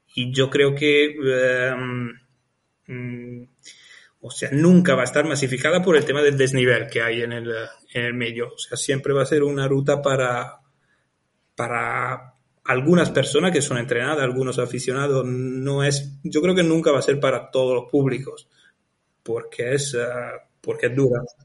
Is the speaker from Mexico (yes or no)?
no; Italy; moved away as an adult; now in Lanzarote, Spain; soy italiano, estuve trabajando como ingeniero en Italia